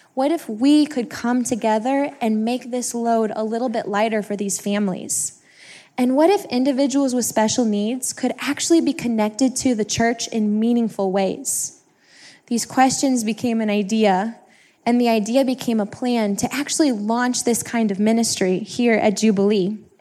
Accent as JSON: {"language": "English", "town": "Kirkwood", "region": "Missouri", "country": "United States", "said": "I'm from the Kirkwood area"}